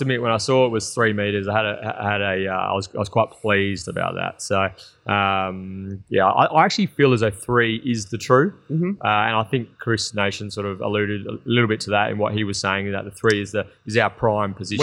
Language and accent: English; Western Australia, Australia; growing up in Western Australia